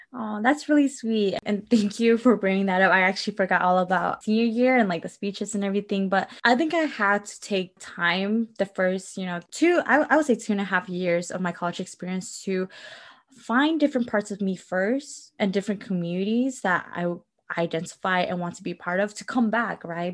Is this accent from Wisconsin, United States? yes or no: yes; Milwaukee, Wisconsin, United States; I grew up in Milwaukee, Wisconsin